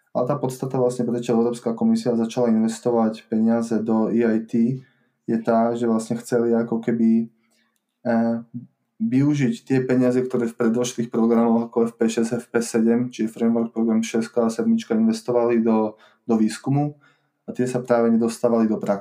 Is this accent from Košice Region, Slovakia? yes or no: yes; Košice, Košice Region, Slovakia; also born or lived in Czech Republic; Ja som Košičan, uh, hrdý Košičan